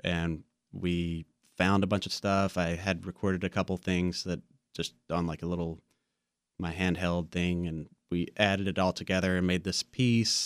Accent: Wilson, North Carolina, United States; I grew up in Wilson right down the road

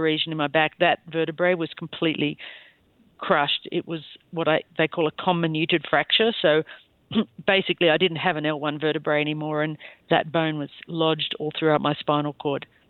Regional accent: Bowral, New South Wales, Australia; moved away as an adult; now in Wyoming, United States; I'm from a small town called Bowral, which is in between Sydney and Canberra

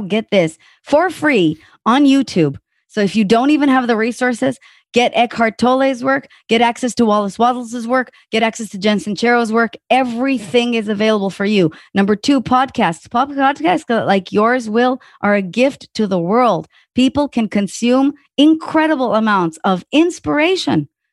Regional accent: Israel; also born or lived in Tel Aviv / New York; now in Austin, United States; I'm from Israel

